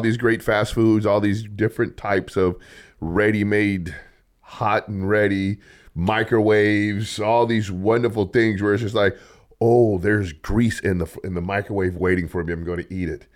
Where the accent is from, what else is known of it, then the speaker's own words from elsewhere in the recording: Los Angeles, California, United States; now in Bakersfield, United States; I'm from Los Angeles.